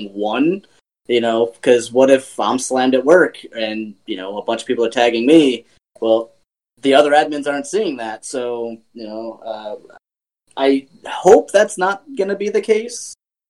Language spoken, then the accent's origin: English; East Coast, United States; I'm from the East Coast